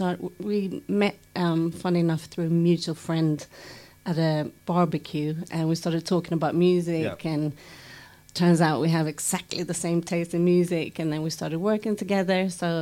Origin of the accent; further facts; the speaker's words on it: London, United Kingdom; I'm a Londoner.